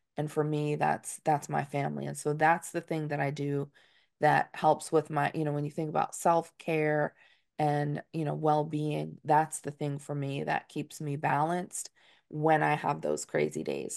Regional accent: Dutchess County, New York, United States; as a Northeasterner, I'm from Dutchess County, New York.

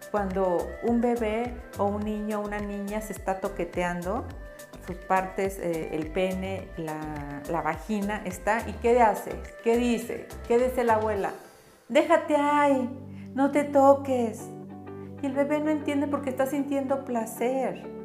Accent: Chihuahua, Mexico; moved away; also born or lived in central/southern Mexico; Yo vengo del norte, yo vengo de Chihuahua y allá yo cuando crecí

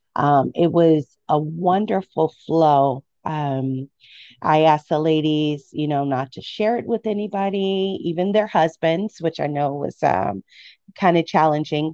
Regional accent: Midwest, United States; I grew up in the Midwest

